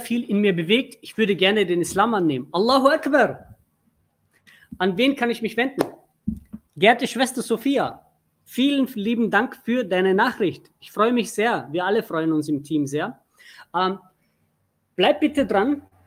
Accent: Turkey; Ich bin Türke

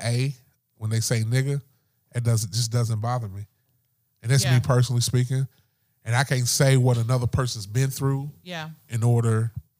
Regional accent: Kentucky, United States; I'm from Kentucky

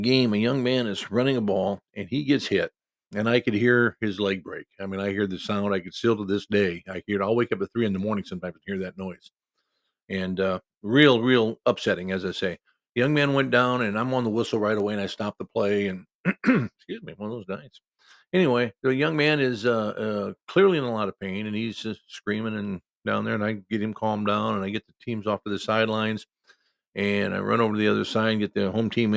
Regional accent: Cedar Rapids, Iowa, United States; a small town about, 20 miles outside of Cedar Rapids, Iowa, my hometown

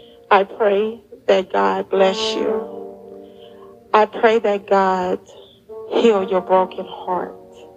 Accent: Houston, Texas, United States; I'm from Houston, Texas.

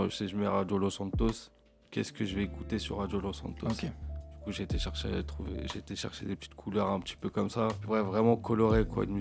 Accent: Lognes, Île-de-France, France; je suis de Logne.

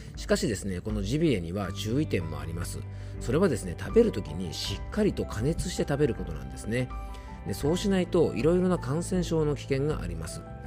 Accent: Yamanashi, Japan; 僕の地元山梨県

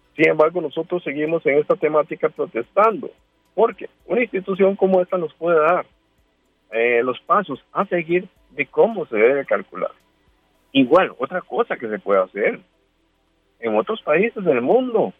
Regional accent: Costa Rica; Como costarricense

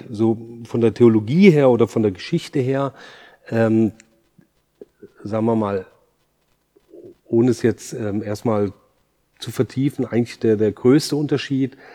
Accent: Germany; now in Aarau, Switzerland; komme ich aus Deutschland, bin über 20 Jahre jetzt in der Schweiz

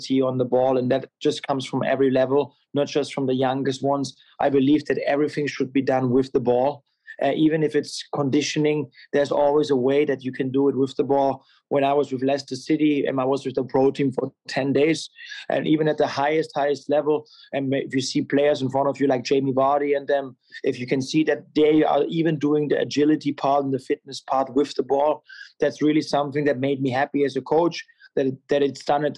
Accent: Germany; moved away as an adult; now in United States; I'm born and raised in Germany

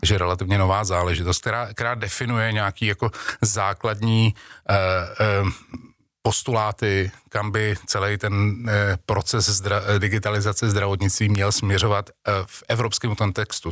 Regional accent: Czechia; Češi jako, jako Češi máme národní sport

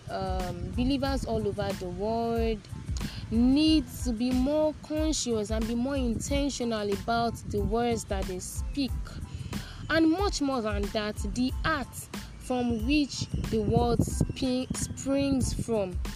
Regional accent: Nigeria; I already said it before that I am a Nigerian

